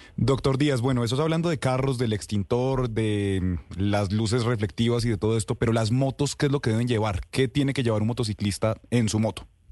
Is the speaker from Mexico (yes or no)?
no; Colombia; como, buen colombiano o buenos colombianos